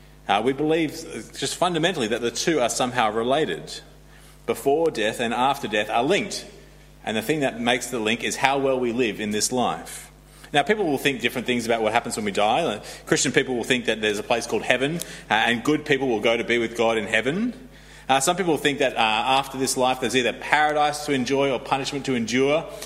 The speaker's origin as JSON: {"language": "English", "country": "Australia", "moved": "yes", "said": "I'm Australian"}